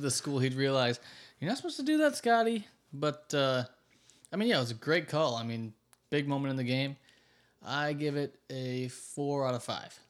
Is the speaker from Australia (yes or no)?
no; New York, United States; now in Florida, United States; I'm from New York.